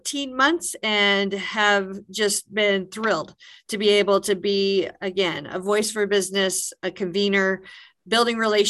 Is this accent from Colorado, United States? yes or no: yes; Brush, Colorado, United States; moved away as an adult; also born or lived in Fort Collins, Colorado / Southwest Kansas; I consider Brush, Colorado to be my hometown